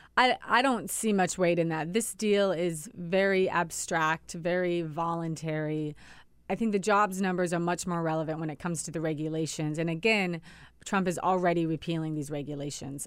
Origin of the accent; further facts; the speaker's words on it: Washington, United States; Washington State, my home state